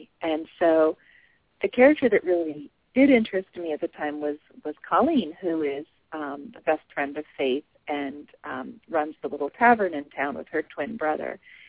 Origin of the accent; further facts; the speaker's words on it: New England, United States; I'm from New England. I'm you know, like a seventh-generation New Englander.